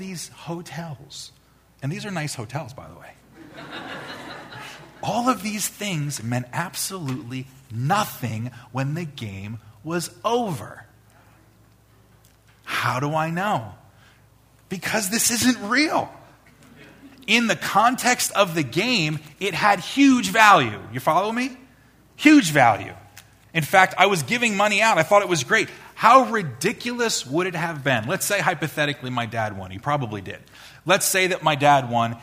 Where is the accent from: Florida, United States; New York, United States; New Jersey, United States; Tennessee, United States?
New York, United States; Long Island; I was probably about 10 years old, growing up on Long Island